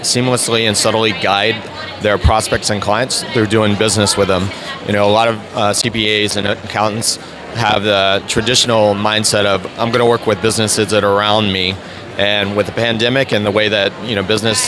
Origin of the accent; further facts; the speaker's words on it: North Carolina, United States; moved away as an adult; also born or lived in Atlanta; now in Jacksonville, United States; I grew up in North Carolina, went to school at NC State, and worked there for a couple years